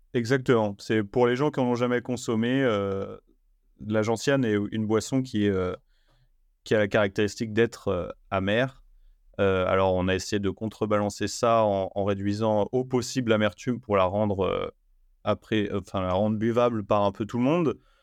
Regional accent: France; chez nous en Europe et surtout en France lors de mon retour du coup en France

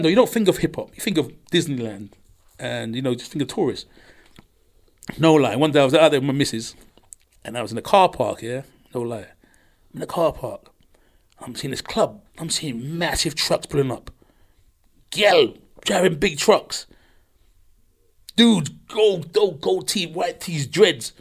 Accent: London, United Kingdom; I'm from London.

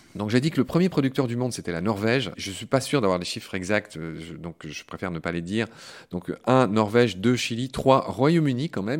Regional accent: Vosges, Grand Est, France; Senone dans les Vosges, ma région natale

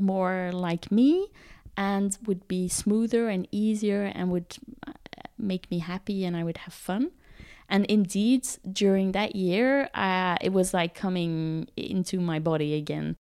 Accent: Botswana; also born or lived in South Africa; I was born in South Africa. And uh, as a kid, I grew up in Botswana

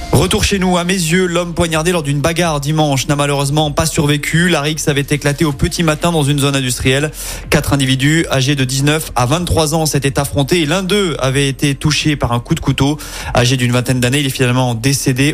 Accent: Lyon, Auvergne-Rhône-Alpes, France; Chez nous, à Lyon

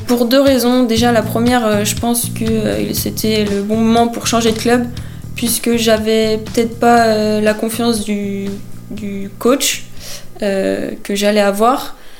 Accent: Vannes, Brittany, France; also born or lived in Saint-Jean-Brévelay; Je suis née à Vannes

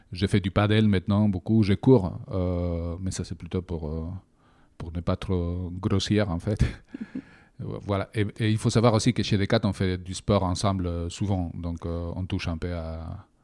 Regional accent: Bilbao, Basque Country, Spain; French is a second language; De Bilbao.

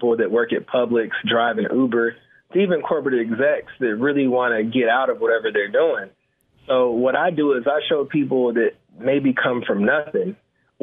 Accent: Atlanta, Georgia, United States; I'm born and raised in Atlanta, Georgia, and pretty much I grew up in real estate.

